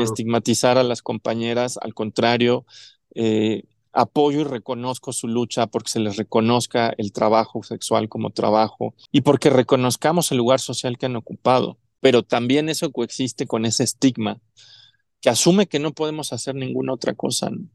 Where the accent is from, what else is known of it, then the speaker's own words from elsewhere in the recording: Mexico City, Mexico; also born or lived in Chihuahua / Cancún; Yo nací aquí en Ciudad de México, toda mi vida la he pasado aquí, salvo un par de años